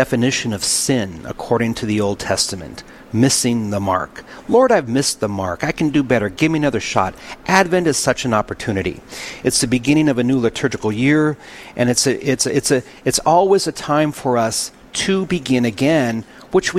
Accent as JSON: {"language": "English", "town": "Williston", "region": "North Dakota", "country": "United States", "tie": "born or raised there", "moved": "yes", "lives_now": "Dickinson, United States", "said": "I was raised in Williston, North Dakota at a time when Williston, North Dakota was different"}